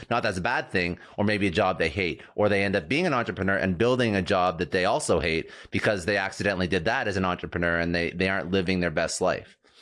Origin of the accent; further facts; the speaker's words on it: Toronto, Ontario, Canada; moved away; I'm, I'm originally from Toronto